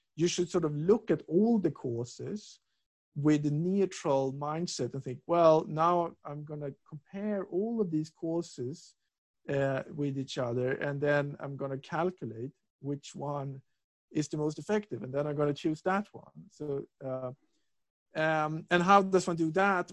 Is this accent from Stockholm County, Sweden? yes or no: yes; Stockholm, Stockholm County, Sweden; moved away as an adult; also born or lived in Lund, Sweden / England; I'm from Stockholm